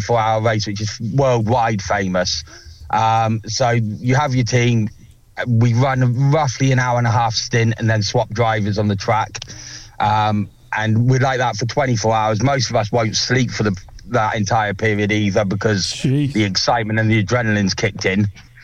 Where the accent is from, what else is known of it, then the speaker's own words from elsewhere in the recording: Salisbury, South West England, United Kingdom; now in North East England; I'm actually originally from Salisbury, so I'm a Salisbury City fan.